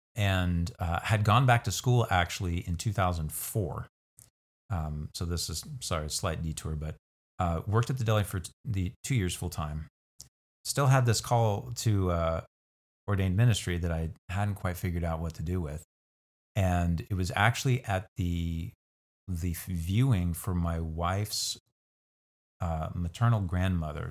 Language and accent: English; Hutchinson, Kansas, United States; also born or lived in McPherson, Kansas / Inman, Kansas; born elsewhere, but moved to Hutchinson with my family at the age of two. Um, and so I was raised in Hutch from age two until I came actually to Central here as a freshman